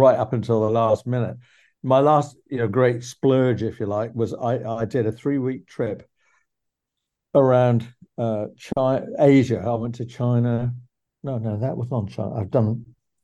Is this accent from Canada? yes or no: no; England, United Kingdom; when I was 14, 15, 16, 17, in my hometown in England